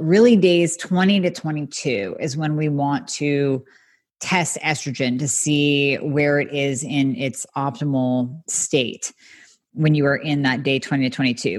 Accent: United States; I love being American, love my country

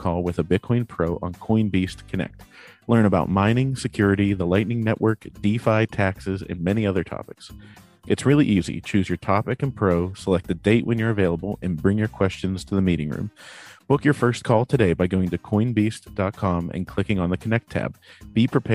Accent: Pittsburgh, Pennsylvania, United States; I'm a Steelers fan. I'm from Pittsburgh

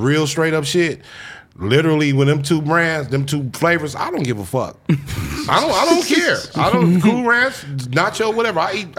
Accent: Inglewood, California, United States; Inglewood, South LA, in YA.

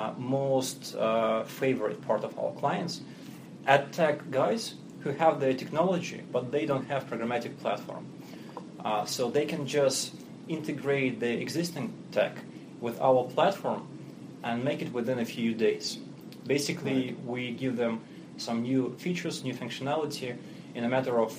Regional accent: Russia; English is a second language; moved away as an adult; now in New York, United States; we're based in New York here, but as you can hear from my accent, I'm not native. Mm-hmm. So originally I'm Russian

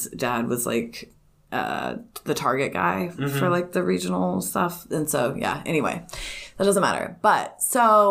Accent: California, United States; I was born in California

